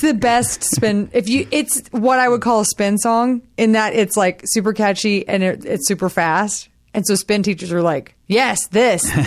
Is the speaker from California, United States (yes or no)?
no; Texas, United States; I'm from Texas